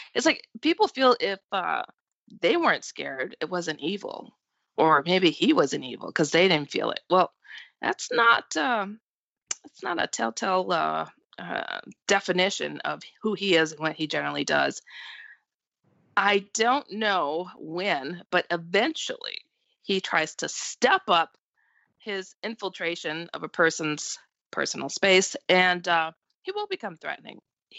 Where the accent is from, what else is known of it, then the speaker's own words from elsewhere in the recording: Texas, United States; now in Iowa, United States; Well, I am 48 years old. I was born and raised in Texas. I now live in Iowa.